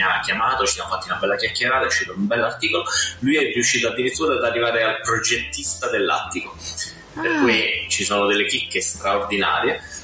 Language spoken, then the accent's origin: Italian; Abruzzo, Italy; io sono abruzzese di nascita